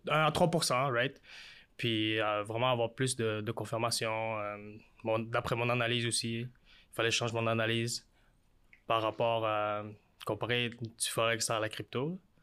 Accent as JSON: {"language": "French", "town": "Montreal", "region": "Quebec", "country": "Canada", "said": "je viens de Montréal, je suis d'origine euh, vietnamienne"}